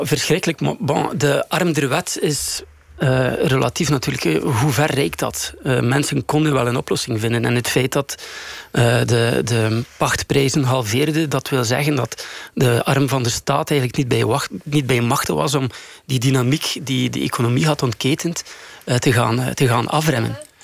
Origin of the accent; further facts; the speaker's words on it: Bruges, Flanders, Belgium; in mijn thuisstad Brugge